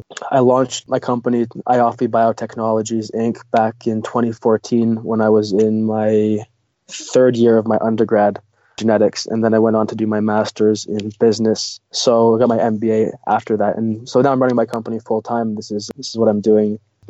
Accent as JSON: {"language": "English", "country": "Russia", "moved": "yes", "lives_now": "Canada", "said": "I mentioned that we came from Russia, so I'm an immigrant in Canada."}